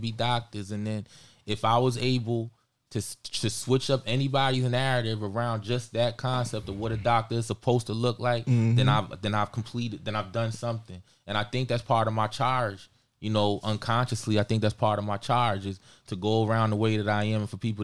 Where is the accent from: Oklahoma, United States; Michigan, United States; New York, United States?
New York, United States; Central Islip; moved away as an adult; now in Buffalo, United States; My hometown, Central Islip, Long Island